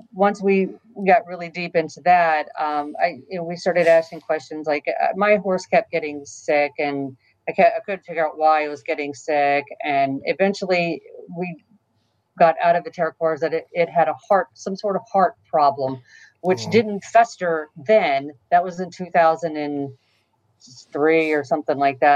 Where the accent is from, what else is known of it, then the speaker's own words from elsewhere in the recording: Texas, United States; now in New Jersey, United States; where I'm from Texas, and anything ghost related, everyone thinks is a demon